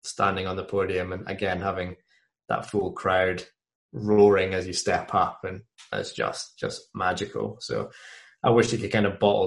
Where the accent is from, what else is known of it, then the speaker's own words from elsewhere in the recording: Scotland, United Kingdom; my home country